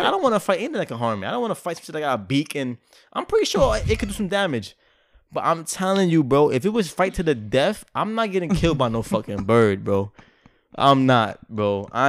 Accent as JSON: {"language": "English", "region": "New York", "country": "United States", "said": "I'm from New York. I don't give a fuck about snakes."}